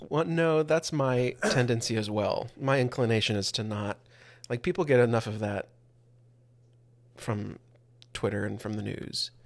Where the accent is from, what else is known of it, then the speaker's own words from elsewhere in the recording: the Bible Belt, United States; growing up in the Bible Belt